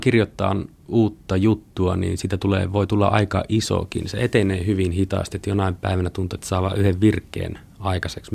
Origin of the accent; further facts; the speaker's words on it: Pelkosenniemi, Lapland, Finland; moved away as an adult; also born or lived in Kemijärvi / Tampere; Olen kotoisin Itä-Lapista, syntynyt Kemijärvellä, kasvanut Pelkosenniemellä, Kairalan kylässä